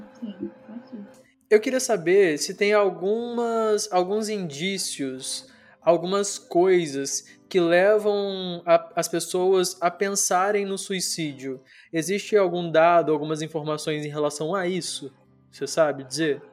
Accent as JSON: {"language": "Portuguese", "country": "Brazil", "tie": "born or raised there", "said": "Brasil, que é onde eu tô, de onde eu sou, onde eu nasci"}